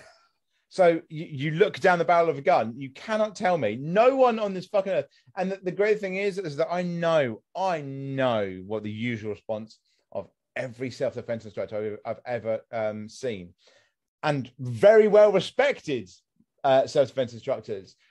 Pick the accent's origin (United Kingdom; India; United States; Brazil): United Kingdom; I'm British